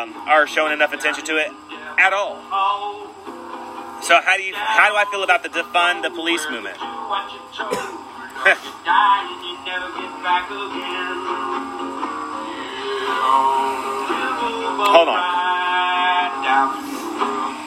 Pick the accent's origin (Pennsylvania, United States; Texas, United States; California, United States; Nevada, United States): California, United States; Sacramento; moved away; also born or lived in San Francisco / South Lake Tahoe; I mainly grew up in California myself, in Northern California